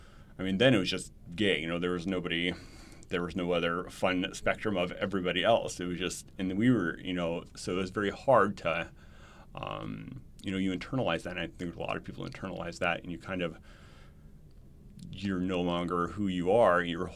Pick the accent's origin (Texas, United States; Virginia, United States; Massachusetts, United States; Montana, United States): Montana, United States; now in Arizona, United States; So I was in Montana. So I grew up in Montana.